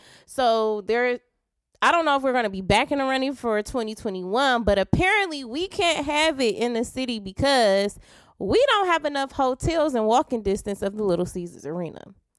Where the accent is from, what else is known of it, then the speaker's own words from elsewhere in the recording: Detroit, Michigan, United States; I'm from the West.